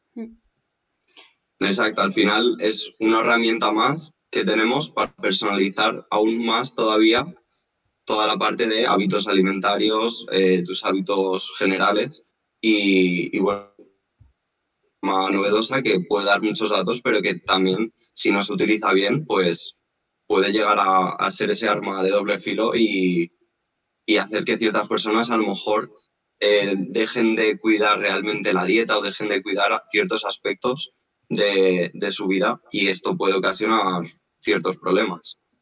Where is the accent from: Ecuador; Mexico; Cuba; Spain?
Spain; Madrid, Community of Madrid; moved away as an adult; now in Mallorca, Spain; yo soy de Madrid